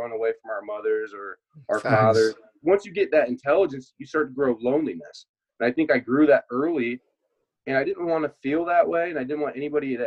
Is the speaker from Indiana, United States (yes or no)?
yes; Indiana, United States; moved away as an adult; also born or lived in Cincinnati / Germany; being from the Midwest, I'm definitely from Indiana